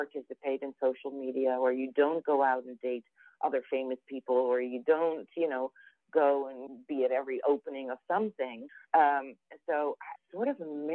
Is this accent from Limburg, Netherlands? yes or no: no; Amsterdam, North Holland, Netherlands; now in New York City, United States; as a European and as somebody who was born and raised in Amsterdam